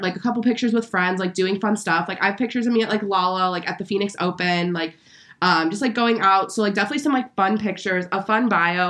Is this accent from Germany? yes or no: yes; Germany; born there; I was born in Germany, so does that make me a German chocolate?